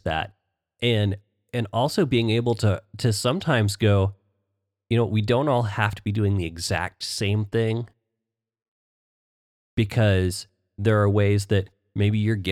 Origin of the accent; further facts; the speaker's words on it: Oklahoma, United States; growing up in Oklahoma